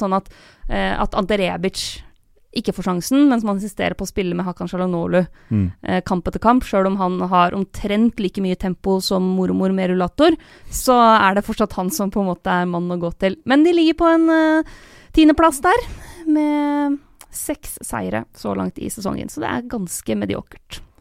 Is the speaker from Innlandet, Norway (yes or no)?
yes; Lillehammer, Innlandet, Norway; moved away as an adult; now in Oslo, Norway; Jeg har jo bodd i Oslo eh, i ti år nå, eh, og har ingen planer om å flytte tilbake til Lillehammer